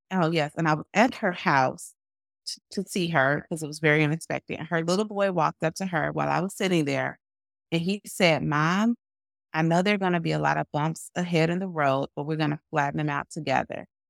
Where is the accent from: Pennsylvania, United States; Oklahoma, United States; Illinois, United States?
Illinois, United States; Chicago; I'm a Chicagoan as well